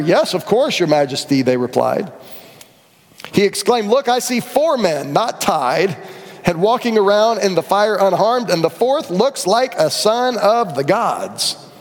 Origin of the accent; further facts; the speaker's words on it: Orlando, Florida, United States; I grew up in Rio Pinar, which is kind of Chickasaw, Lake Underhill area